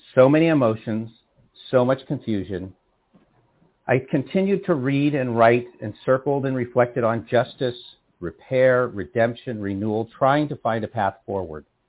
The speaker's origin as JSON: {"language": "English", "town": "San Rafael", "region": "California", "country": "United States", "tie": "born or raised there", "moved": "as an adult", "lives_now": "Berkeley, United States", "said": "I was born and raised in San Rafael, California"}